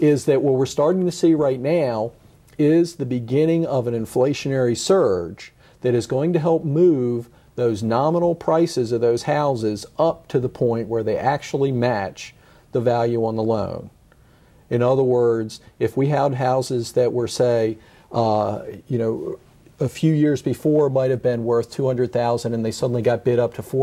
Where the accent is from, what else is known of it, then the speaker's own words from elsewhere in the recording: Washington, District of Columbia, United States; the neighborhoods where I grew up in the Washington, D.C. suburbs